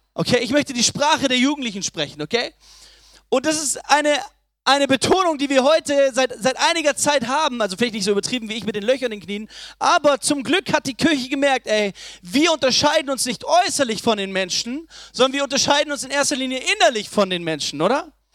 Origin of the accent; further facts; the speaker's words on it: Ulm, Baden-Württemberg, Germany; ich komme aus Ulm